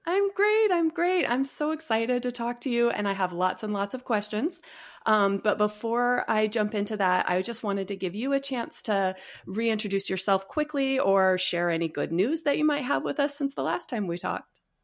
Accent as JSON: {"language": "English", "town": "Cedar Rapids", "region": "Iowa", "country": "United States", "tie": "born or raised there", "moved": "as an adult", "lives_now": "Las Vegas, United States", "said": "I'm actually from Iowa. So, I was born in Cedar Rapids and I went to vet school at, at Iowa State."}